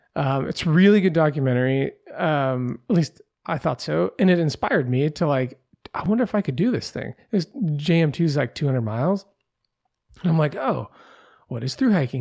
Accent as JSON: {"language": "English", "region": "Pacific Northwest", "country": "United States", "tie": "born or raised there", "said": "I grew up in the Pacific Northwest."}